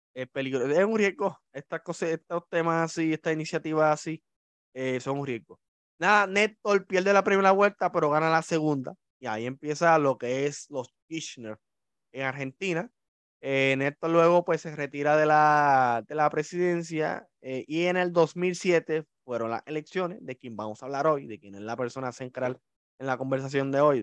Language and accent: Spanish; Puerto Rico; como somos los puertorriqueños